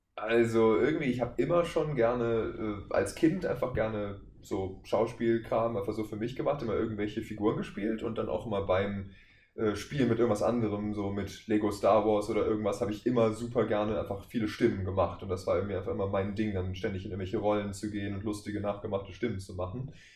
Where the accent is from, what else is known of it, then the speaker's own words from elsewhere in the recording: Wuppertal, North Rhine-Westphalia, Germany; aus Wuppertal